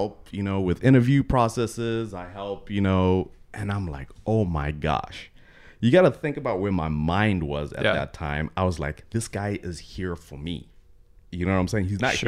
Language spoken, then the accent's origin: English; Texas, United States; Growing up in Texas, a lot of my best friends are hella conservative guys.